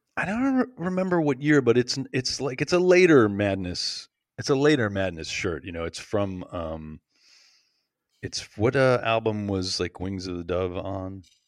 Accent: United States; being American

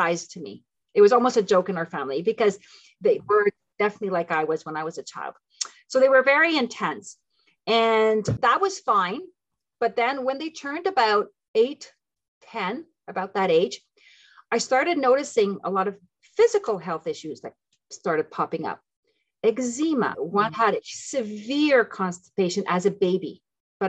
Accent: Ottawa, Ontario, Canada; also born or lived in Tunisia / Philippines; I am French Canadian. That's where the French name comes from. But I was raised in both languages, so I'm perfectly bilingual. I'm from Ottawa, Ontario

